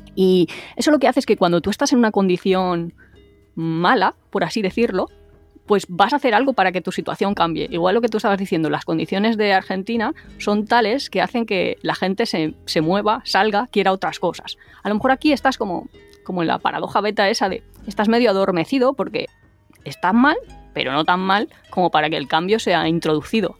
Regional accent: Spain; nosotros como español

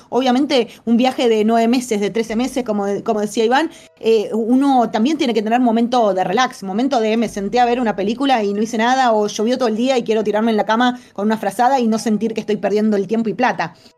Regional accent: Argentina; se nos abren las puertas del mundo a los argentinos

